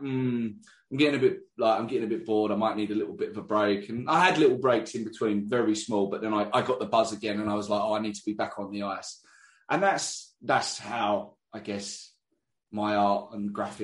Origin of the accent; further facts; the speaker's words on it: England, United Kingdom; I'm from England